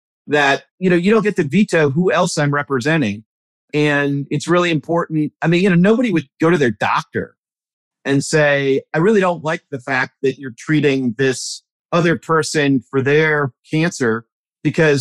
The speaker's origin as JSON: {"language": "English", "town": "Milwaukee", "region": "Wisconsin", "country": "United States", "tie": "born or raised there", "moved": "yes", "lives_now": "Alexandria, United States", "said": "I grew up in Milwaukee suburbs"}